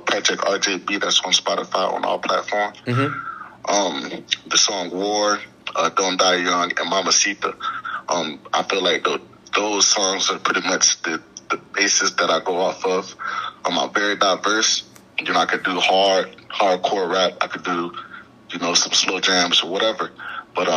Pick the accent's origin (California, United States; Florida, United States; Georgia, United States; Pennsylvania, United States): Florida, United States; Clearwater; I'm from Clearwater, Florida, on the outskirts of Tampa